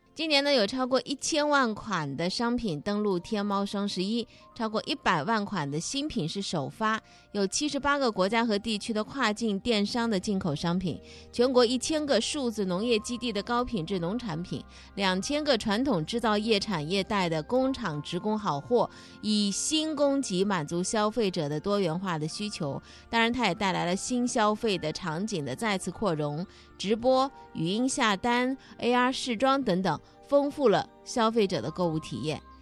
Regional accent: Zhejiang, China; 咱们浙江人今年到底都买了些啥

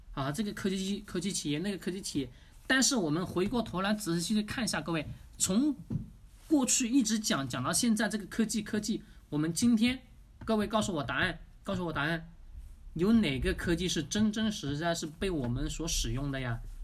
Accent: China; 我们中国人

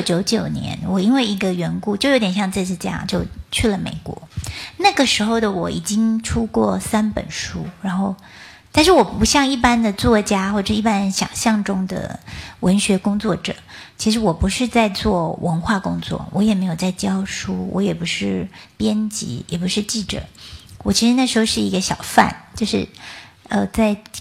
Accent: Taichung, Taiwan; 我是出生在台中的一个乡下地方。那我们那个地方就是，爸爸是木匠

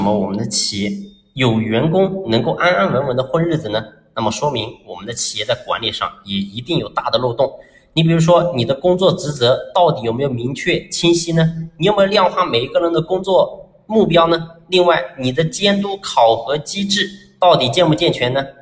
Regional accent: China; 我们中国

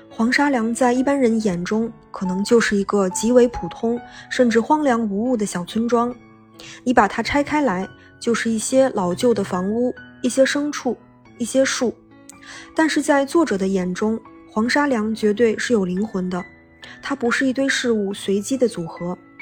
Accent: Benxi, Liaoning, China; moved away; 《本溪》，是我的故乡

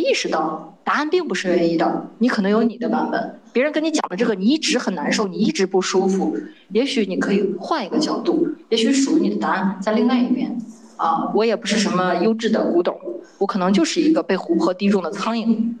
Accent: Shandong, China; moved away as an adult; also born or lived in Beijing; 我来自山东啊

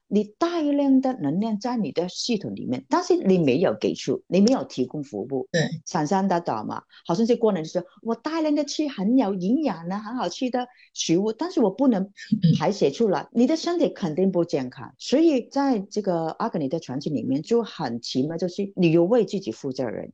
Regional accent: Hong Kong; 我是来自香港的

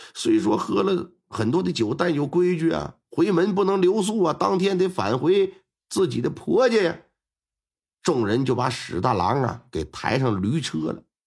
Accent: Northeast China, China; 我们东北这边有讲究

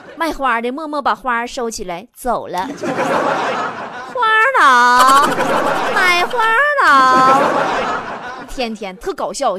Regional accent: China; now in Lijiang, China; 我们中国人呐，就买法国红酒

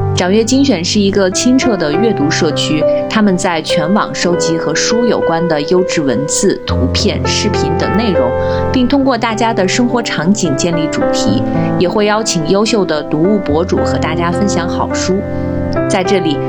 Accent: northern China, China; 因为我是一个北方人，我从小就是冬天家里有暖气

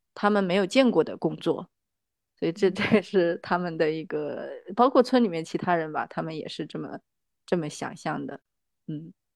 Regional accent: Hainan, China; also born or lived in Suizhou, Hubei; 其实一直是在外面长大，就在海南，呃，度过了青，青少年的时期，然后到北京来读大学

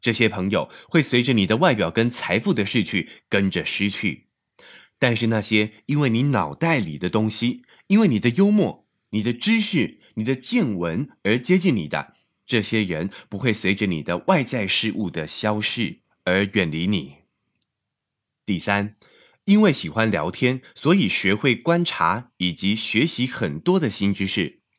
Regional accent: China; 但我相信，对我们中国人来说也是越来越重要了。

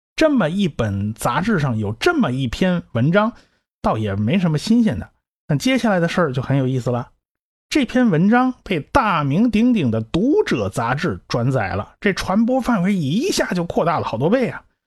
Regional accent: China; 我们中国人

